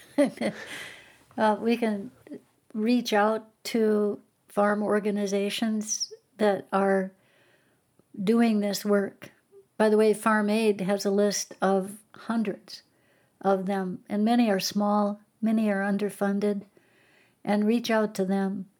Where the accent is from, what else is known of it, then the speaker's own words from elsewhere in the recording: Garrison, North Dakota, United States; also born or lived in New York / Washington, D.C. / Connecticut; my hometown was Garrison, um, oh, so it was right really nearby where I grew up, and I remember seeing the water come up as a kid